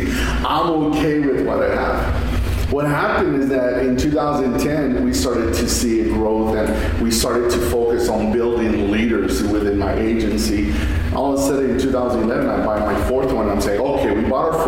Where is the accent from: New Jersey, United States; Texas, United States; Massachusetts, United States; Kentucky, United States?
Texas, United States; Fabens; this small community that I grew up in Fabens. I'm from Fabens